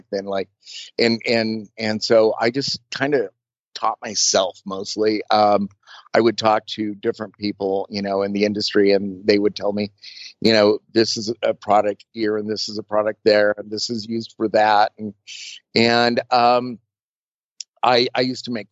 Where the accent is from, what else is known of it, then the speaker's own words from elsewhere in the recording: Burbank, California, United States; growing up in Burbank in like the late 60s and early 70s, everybody knew everybody